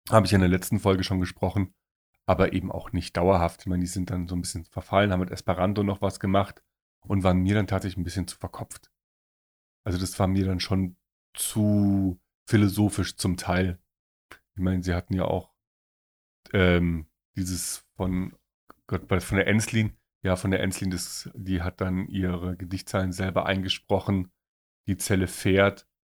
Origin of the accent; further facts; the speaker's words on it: Munich, Bavaria, Germany; wir sind Münchner